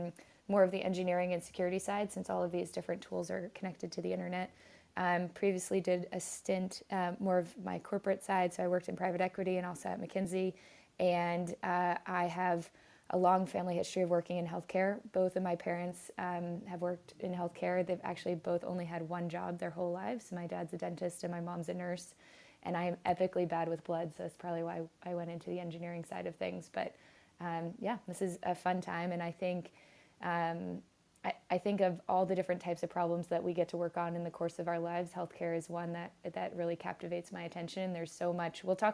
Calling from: San Francisco, California, United States; So today I am calling from Brooklyn, but normally I live in San Francisco.

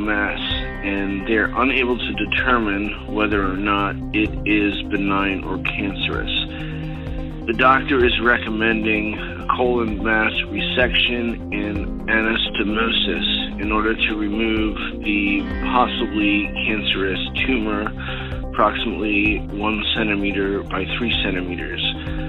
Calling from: Philadelphia, Pennsylvania, United States; I'm calling from Greater Philadelphia, Pennsylvania.

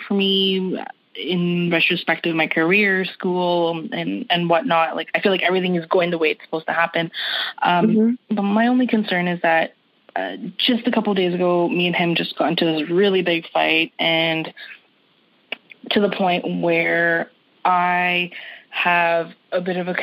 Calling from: Toronto, Ontario, Canada; I'm calling from Toronto, Canada

